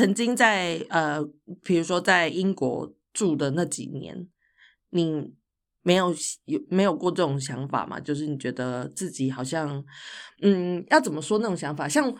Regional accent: Taichung, Taiwan; moved away as an adult; 所以我现在回家，我因为我家是台中嘛，我现在回家我真的完全不认得任何东西，不认得路，

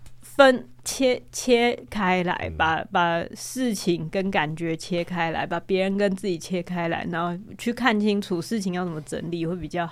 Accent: Taiwan; 我虽然自己也身为台湾人的一份子，

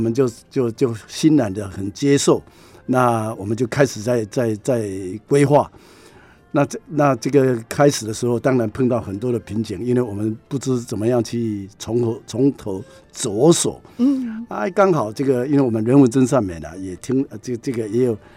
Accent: Shuanghe, New Taipei, Taiwan; 我们的整个的双河

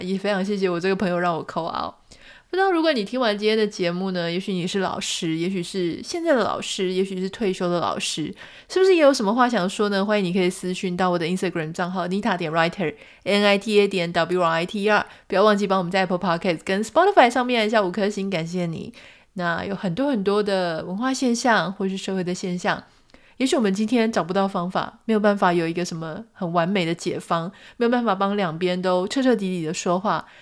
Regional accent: Taiwan; 就是在台湾长大嘛

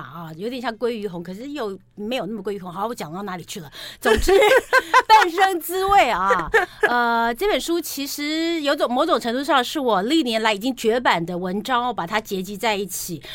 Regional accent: Taipei, Taiwan; 像我住在台北市嘛，对了。我们都台北人

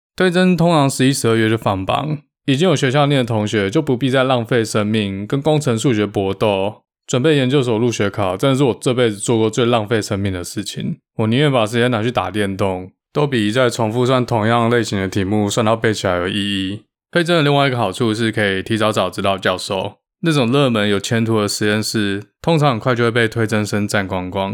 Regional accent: Taiwan; moved away as an adult; now in United States; 我来自台湾

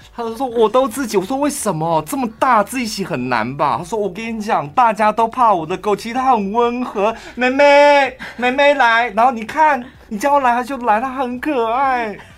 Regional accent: central Taiwan, Taiwan; 我们是中部人

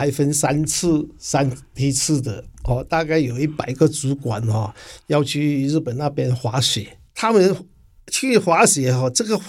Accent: Hong Kong; now in Taiwan; 是的，我是八十二年哈从香港过来台湾哈，在台湾已经打拼了三十年。

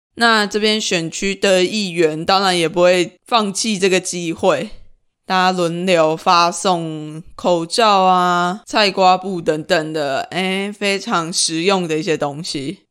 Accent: Lukang, Changhua County, Taiwan; 我们家就顶饭婆这边，每一年元宵节的时候啊，我们都会有很多人提着灯笼上街

